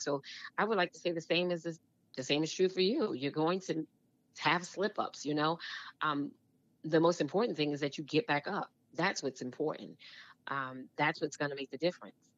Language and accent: English; New York City, New York, United States; moved away as an adult; also born or lived in New Jersey; I grew up in Brooklyn, New York